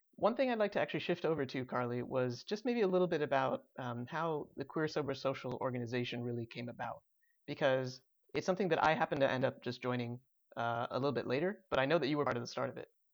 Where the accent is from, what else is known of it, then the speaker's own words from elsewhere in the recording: Chicago suburbs, Illinois, United States; I was also bo-, born and raised in the Chicago suburbs.